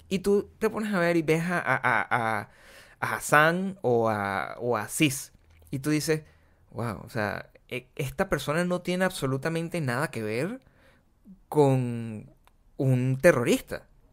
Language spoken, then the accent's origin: Spanish; Venezuela; moved away; also born or lived in Caracas; yo soy súper venezolano